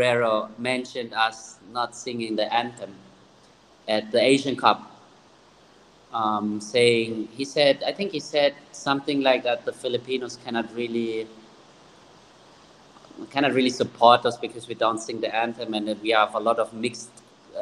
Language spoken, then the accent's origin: English; Germany; moved away; I grew up in Germany